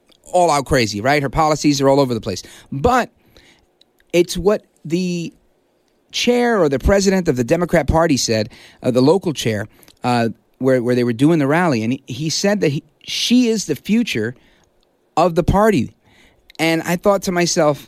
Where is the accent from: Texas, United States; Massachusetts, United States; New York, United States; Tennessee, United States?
New York, United States; New York City; first language English; moved away; also born or lived in New Jersey; I was born in Brooklyn, New York, and then I moved to Jersey